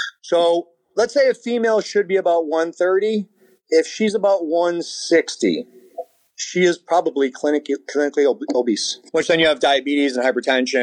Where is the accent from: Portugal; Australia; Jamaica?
Portugal; São Miguel, Azores; moved away; I was born in Portugal and on the island, you know, San Miguel and the Azores.